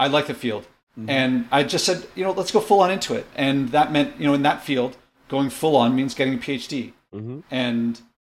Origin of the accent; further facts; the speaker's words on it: Philadelphia, Pennsylvania, United States; I was born in Philadelphia